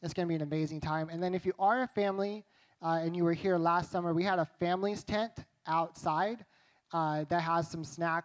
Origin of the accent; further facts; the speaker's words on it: United States; I'm an American